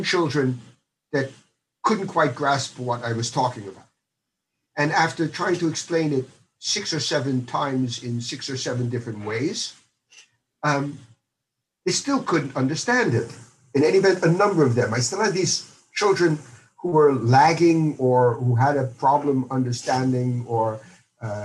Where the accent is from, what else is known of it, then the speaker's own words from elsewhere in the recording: United States; moved away as an adult; also born or lived in Stony Brook, New York; now in Netherlands; I was born in the United States, and I did my elementary and junior high school and my university there.